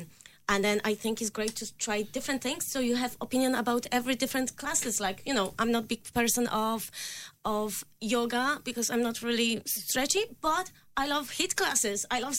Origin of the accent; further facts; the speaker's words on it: Poland; English is a second language; It's just because I'm from Poland. But in Poland, when I growing up, the fitness instructor was always look perfect, like in my eyes.